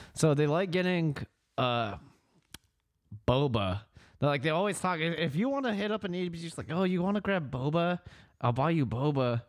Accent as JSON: {"language": "English", "town": "Fairfield", "region": "California", "country": "United States", "tie": "born or raised there", "said": "we both grew up in Fairfield"}